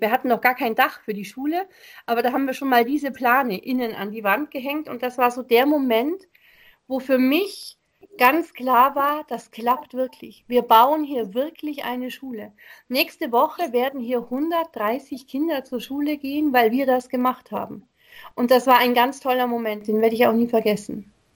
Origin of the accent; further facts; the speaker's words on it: Germany; bei uns in Deutschland